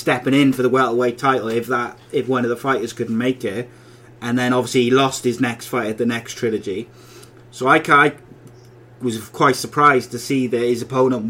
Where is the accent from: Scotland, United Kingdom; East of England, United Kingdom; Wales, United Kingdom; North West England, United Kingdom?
Wales, United Kingdom; Welsh; I'm Welsh